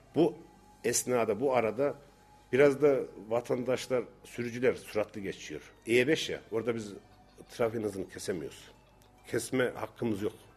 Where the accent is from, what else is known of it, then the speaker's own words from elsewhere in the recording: Incesu, Kayseri Province, Turkey; bizim köyde kırsal kesim e, yüzde yirmi beşi taş kırarız.